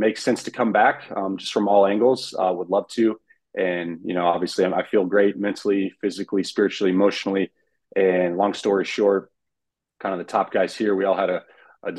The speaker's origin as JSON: {"language": "English", "town": "Carmel", "region": "Indiana", "country": "United States", "tie": "born or raised there", "moved": "as an adult", "lives_now": "Frankfurt, Germany", "said": "Born and raised in Carmel, Indiana, which for those of you who don't know where that's at, that's the north side of Indianapolis"}